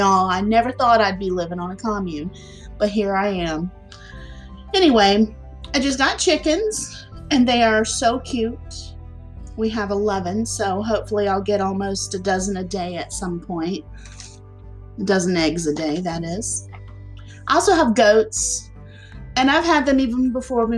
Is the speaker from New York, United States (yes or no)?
no; South Carolina, United States; also born or lived in Florida; So I was born in Florida, but I've been in South Carolina about 38 years now. I'm 48 years old.